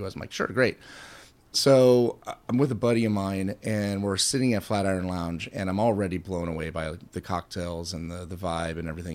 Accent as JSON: {"language": "English", "town": "Kansas City", "region": "Missouri", "country": "United States", "said": "I'm from Kansas City."}